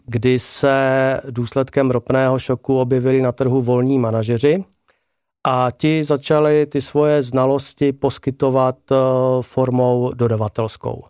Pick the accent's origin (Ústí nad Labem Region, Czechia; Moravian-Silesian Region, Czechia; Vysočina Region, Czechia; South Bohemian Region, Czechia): Moravian-Silesian Region, Czechia; Ostrava; já jsem Ostravák, eh, hráli jsme převážně v Ostravě a okolí